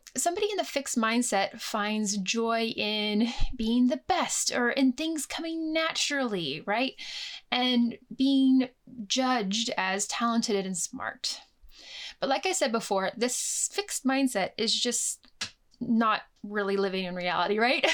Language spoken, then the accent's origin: English; United States; moved away as an adult; now in United Kingdom; growing up in the United States